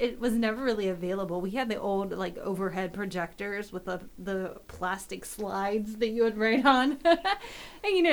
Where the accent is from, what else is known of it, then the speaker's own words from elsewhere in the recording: Southern York County, Pennsylvania, United States; I'm from Southern York County, and it's in, you know, York County